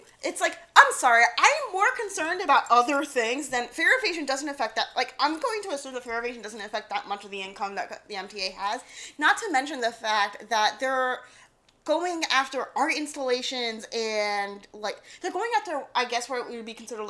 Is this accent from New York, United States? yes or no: yes; New York City, New York, United States; Except I'm from Queens.